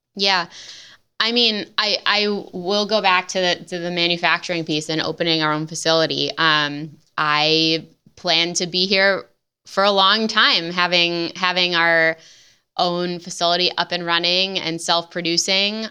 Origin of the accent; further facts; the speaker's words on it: Midwest, United States; in the Midwest, which is, as we mentioned, is my hometown